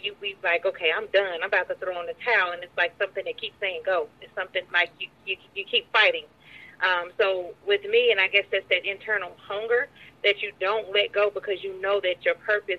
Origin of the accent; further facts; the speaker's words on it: Greensboro, North Carolina, United States; now in Atlanta, United States; Yes, Greensboro, North Carolina.